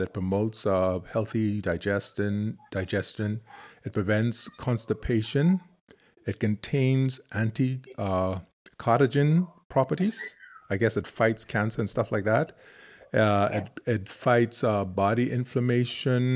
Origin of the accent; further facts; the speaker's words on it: Freeport, Grand Bahama, Bahamas; moved away; from Georgia School of Dance and Theater in Freeport Grand Bahama, my hometown